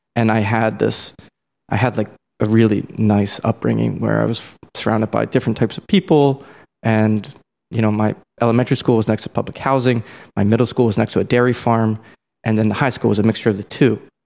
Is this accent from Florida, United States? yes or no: no; Columbia, Maryland, United States; I'm from Columbia, Maryland, which is like a suburb outside Baltimore